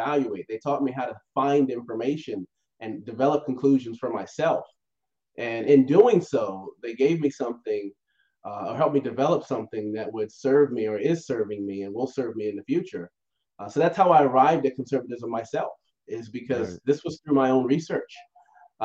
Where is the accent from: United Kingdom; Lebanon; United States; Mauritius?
United States; Virginia; moved away; I'm a country boy at heart. You know, I'm from Virginia originally